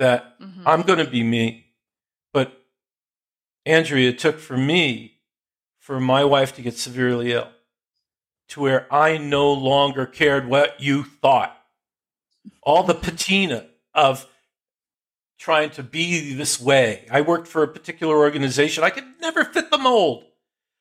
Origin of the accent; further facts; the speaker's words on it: Jersey Shore, New Jersey, United States; I grew up on the Jersey Shore